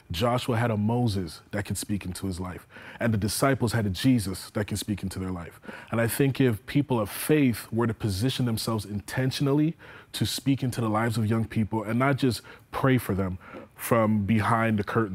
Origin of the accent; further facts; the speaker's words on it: Toronto, Ontario, Canada; now in Hamilton, Canada; I grew up originally in Jane and Finch.